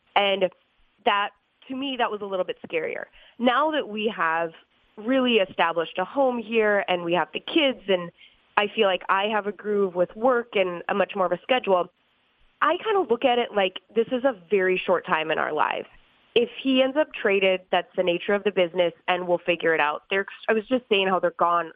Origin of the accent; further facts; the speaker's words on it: St. Cloud, Minnesota, United States; also born or lived in New Hampshire; I was born in New Hampshire but grew up in St. Cloud, Minnesota